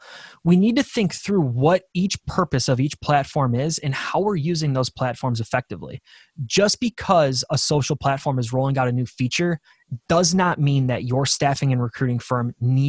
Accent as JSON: {"language": "English", "town": "Buffalo", "region": "New York", "country": "United States", "said": "we're from Buffalo, New York, so we're going to have super Buffalo-driven imagery on our staffing website because this is where we're from and we're proud about it."}